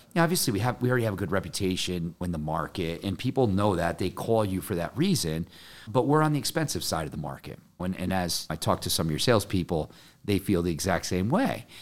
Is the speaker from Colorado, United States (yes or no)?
no; Connecticut, United States; I'm from Connecticut